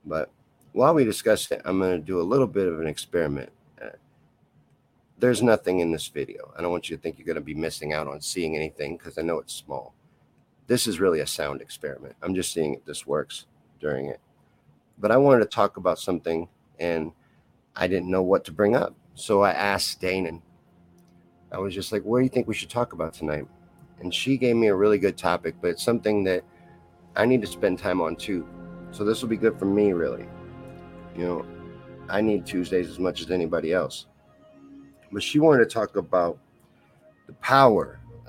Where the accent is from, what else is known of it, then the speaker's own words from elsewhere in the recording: Kentucky, United States; now in Missouri, United States; I'm from Kentucky. Well, I grew up there. I was born in Missouri, grew up in Kentucky, back to Missouri